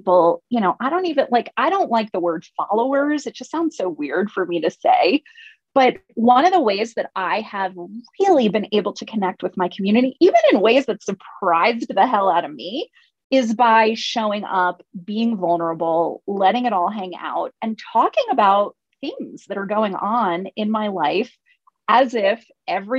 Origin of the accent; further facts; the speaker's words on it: United States; I'm from the United States